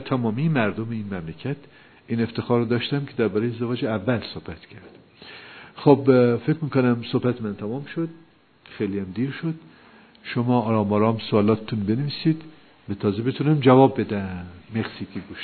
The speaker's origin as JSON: {"language": "Persian", "country": "Iran", "said": "ما ایرانی هستیم"}